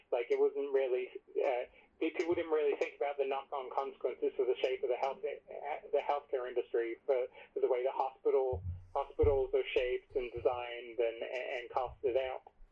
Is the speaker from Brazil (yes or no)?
no; England, United Kingdom; now in United States; I grew up in England